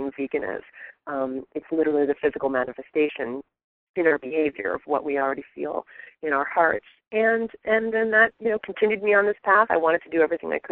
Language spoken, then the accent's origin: English; New Jersey, United States; moved away; I grew up on the East Coast. So I'm from New Jersey originally.